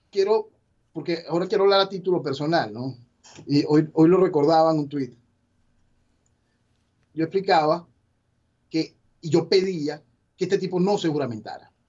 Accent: Venezuela; como venezolano

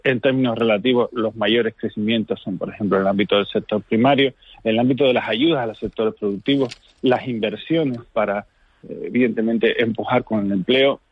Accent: Fuerteventura, Canary Islands, Spain; soy de Fuerteventura

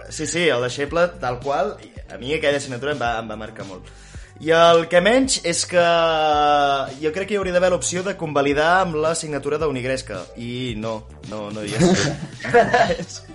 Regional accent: Vic, Catalonia, Spain; jo sóc de Vic

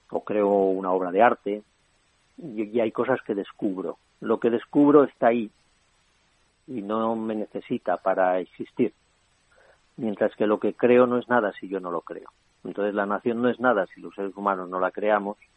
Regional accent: Spain; sí me siento español sí que tengo esa realidad y que el sentimiento de pertenencia

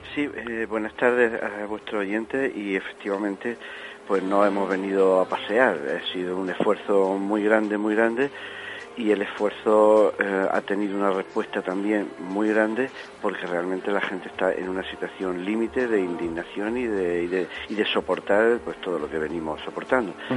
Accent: Granada, Andalusia, Spain; somos unos 10 o 12 granadinos

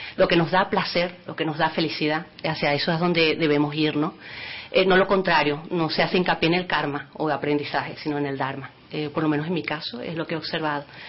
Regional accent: Venezuela; moved away as an adult; also born or lived in Lanzarote; now in Spain; yo soy nacida en Venezuela, tengo la doble nacionalidad por mis padres que son de Lanzarote

